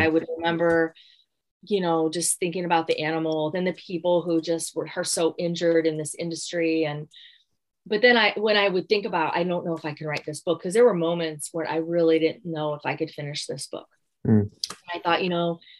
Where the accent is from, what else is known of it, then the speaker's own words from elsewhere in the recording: Gary, Indiana, United States; moved away; I'm from Gary, Indiana